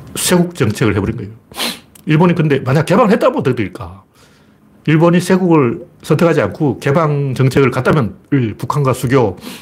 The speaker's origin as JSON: {"language": "Korean", "region": "Gyeongsang", "country": "South Korea", "tie": "born or raised there"}